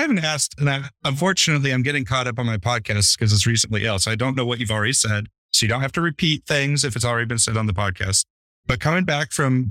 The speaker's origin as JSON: {"language": "English", "country": "United States", "moved": "yes", "said": "I'm an American"}